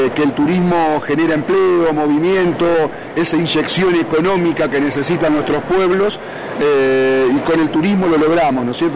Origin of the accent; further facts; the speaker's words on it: Entre Ríos, Argentina; nuestra provincia